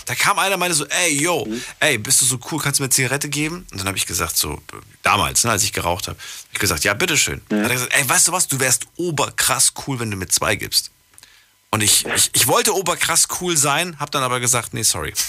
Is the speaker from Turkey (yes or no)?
no; Thuringia, Germany; Ich bin ja schließlich auch in Thüringen geboren